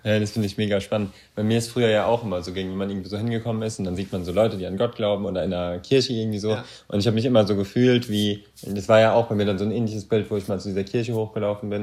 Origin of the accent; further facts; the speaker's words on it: Germany; als Deutscher